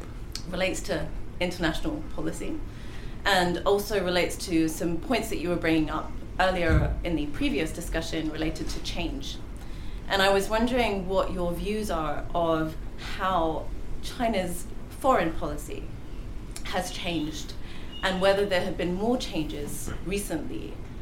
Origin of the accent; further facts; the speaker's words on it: Kenya; also born or lived in United Kingdom; I'm from Kenya and the UK.